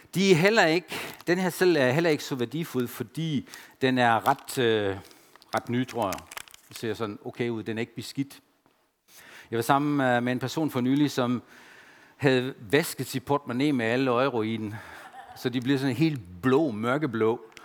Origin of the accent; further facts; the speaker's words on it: Germany; Danish is a second language; now in Denmark; jeg følte mig stadigvæk som tysker